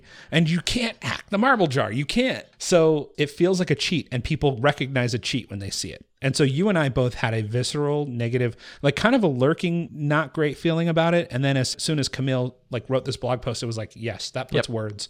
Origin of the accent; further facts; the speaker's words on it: Appalachia, United States; born there; Well, I was born in the Appalachian Hills